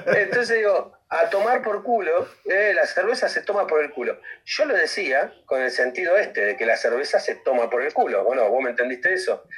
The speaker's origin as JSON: {"language": "Spanish", "country": "Argentina", "moved": "as an adult", "said": "soy argentino."}